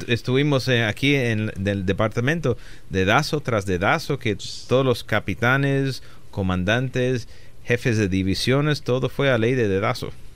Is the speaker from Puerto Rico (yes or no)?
yes; Aguadilla, Puerto Rico; moved away as an adult; also born or lived in Chicago, United States / Rochester, New York, United States / New York City, United States; now in Los Angeles, United States; nací en Chicago, me crié en Rochester, Nueva York. Un año en la ciudad de Nueva York y los últimos 11 años de joven Ah, de los 9 a los 20 en la isla de Puerto Rico, en el pueblecito de Aguadilla, Puerto Rico